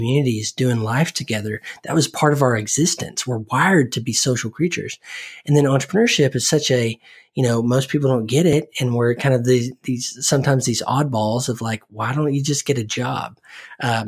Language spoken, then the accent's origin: English; Oklahoma, United States; I grew up in Oklahoma